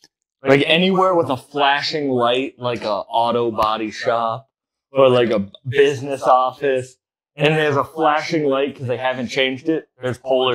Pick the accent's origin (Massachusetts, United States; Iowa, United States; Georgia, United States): Massachusetts, United States; Central; I'm from Central Mass.